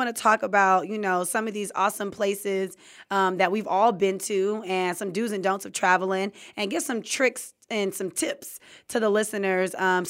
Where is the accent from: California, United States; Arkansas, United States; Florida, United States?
California, United States; I'm from Cali, so we go to like Mexico and back.